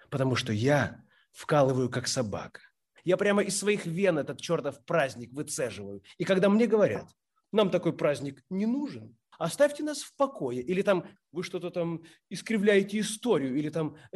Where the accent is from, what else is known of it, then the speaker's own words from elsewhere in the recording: Kyiv, Ukraine; now in Tallinn, Estonia; Я из Киева, но уже энное количество лет живу в Таллине.